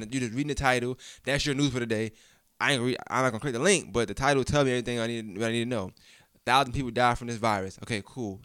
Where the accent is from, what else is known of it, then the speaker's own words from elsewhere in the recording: New York, United States; I'm from New York